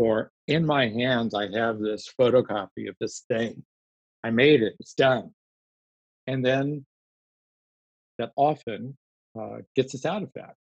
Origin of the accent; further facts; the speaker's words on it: Houston, Texas, United States; now in Minnesota, United States; I grew up in Houston